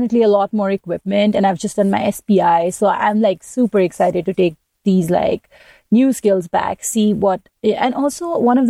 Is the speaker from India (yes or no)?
yes; India; I'm coming from India